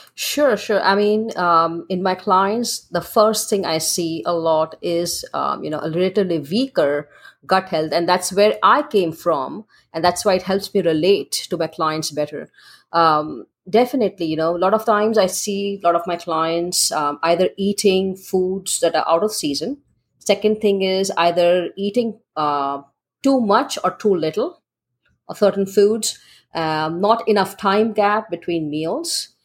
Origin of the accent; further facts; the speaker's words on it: Mumbai, Maharashtra, India; growing up in India, in Mumbai